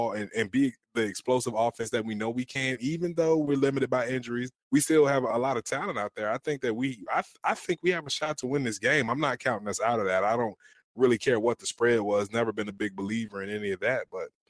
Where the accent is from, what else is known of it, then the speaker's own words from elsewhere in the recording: Virginia, United States; moved away; ACC school from my home state